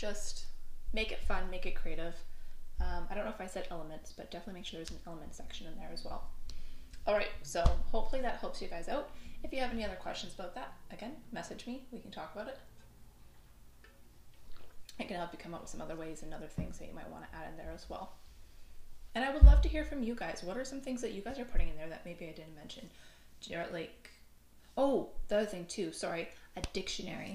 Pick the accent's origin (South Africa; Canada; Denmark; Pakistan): Canada; Newfoundland and Labrador; I am from Newfoundland. We don't have the best English.